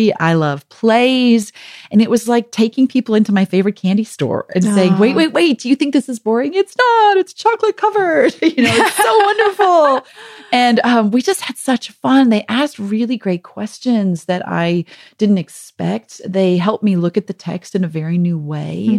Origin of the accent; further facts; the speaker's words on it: South Africa; accent: South African; moved away as an adult; also born or lived in Michigan; we had just moved to Michigan from South Africa, where we'd been for 2 years. So I think my South African accent was more pronounced than it normally is